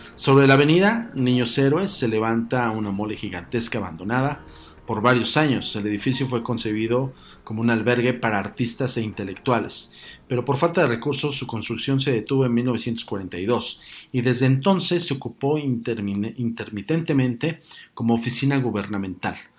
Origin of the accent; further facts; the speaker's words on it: Mexico City, Mexico; los que somos eh, oriundos de la Ciudad de México